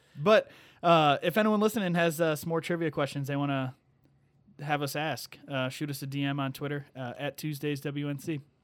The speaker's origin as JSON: {"language": "English", "town": "Sleepy Hollow", "region": "Illinois", "country": "United States", "tie": "born or raised there", "said": "my hometown. So shout out Sleepy Hollow"}